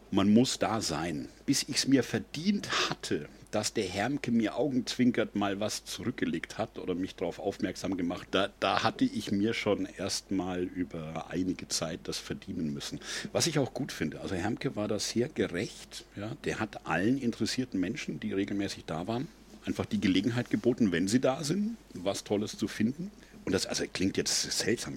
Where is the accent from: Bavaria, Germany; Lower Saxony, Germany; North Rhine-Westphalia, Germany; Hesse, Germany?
Bavaria, Germany; Üngershausen; So als kleiner Bub vom Land, ich komme ja aus Üngershausen, ja, so elf Kilometer süd-südwestlich von Würzburg